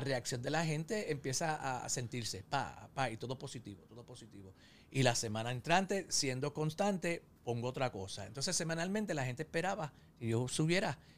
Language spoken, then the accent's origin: Spanish; New York, United States; yo soy nacido y criado en Estados Unidos, yo nací en Nueva York